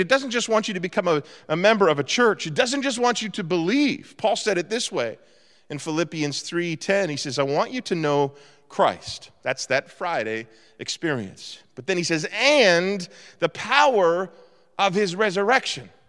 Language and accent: English; Eastern Canada, Canada; moved away; I was brought up in Eastern Canada